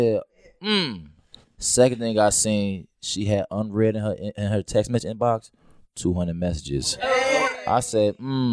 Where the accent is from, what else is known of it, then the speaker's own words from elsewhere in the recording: Chicago, Illinois, United States; I'm from Chicago